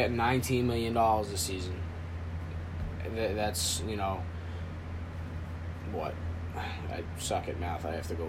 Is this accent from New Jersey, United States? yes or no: no; Boston, Massachusetts, United States; being a Boston kid, being from around the city myself